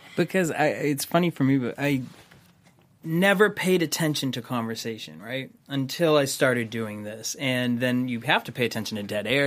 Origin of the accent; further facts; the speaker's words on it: Boston, Massachusetts, United States; I'm from Boston